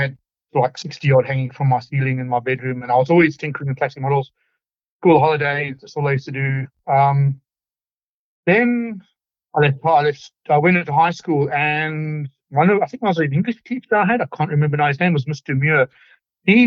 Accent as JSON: {"language": "English", "country": "Zimbabwe", "tie": "born or raised there", "also_born_or_lived": "United Kingdom", "moved": "as an adult", "lives_now": "Victoria, Australia", "said": "I actually grew up in Zimbabwe, which was formerly Rhodesia for the people over 50"}